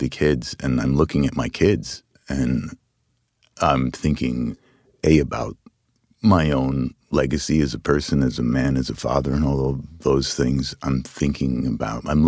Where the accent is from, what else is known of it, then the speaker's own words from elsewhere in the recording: United States; I'm American